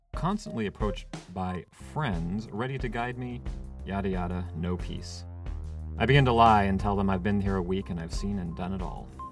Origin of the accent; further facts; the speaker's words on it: Seattle, Washington, United States; moved away as an adult; also born or lived in California / Arlington, Virginia; I'm from the west coast of the United States, growing up in the Seattle area and going to school later and living in California